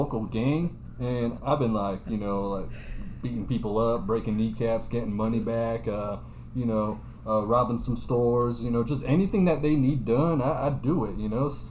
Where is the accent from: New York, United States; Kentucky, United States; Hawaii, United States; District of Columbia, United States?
New York, United States; from New York. I'm from New York.